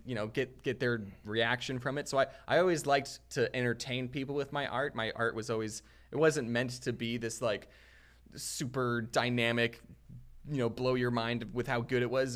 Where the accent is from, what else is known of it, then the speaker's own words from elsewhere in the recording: Arizona, United States; moved away as an adult; also born or lived in Utah; I grew up in Arizona